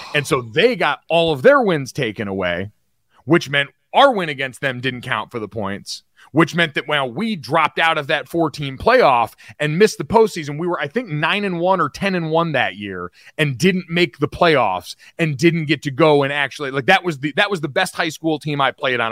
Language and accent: English; Northeast, United States; growing up in the Northeast